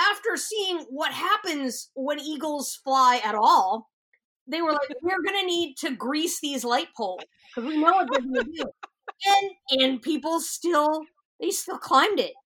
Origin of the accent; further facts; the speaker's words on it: the South, United States; I'm from the South. I'm very oh, familiar yeah. with y'all.